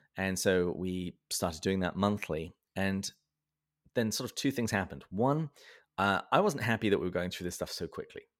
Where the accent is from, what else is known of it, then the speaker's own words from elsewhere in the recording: Berkshire, South East England, United Kingdom; I was born and raised in the south of England, um, in the county of Berkshire. And, uh, that's why my accent is the way that it is